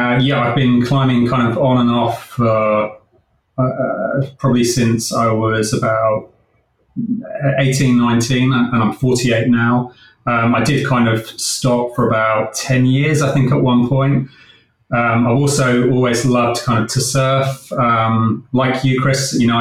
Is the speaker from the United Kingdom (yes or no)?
yes; United Kingdom; also born or lived in Sydney, Australia; now in Sunshine Coast, Australia; I'm originally from the UK. As you can probably tell from my accent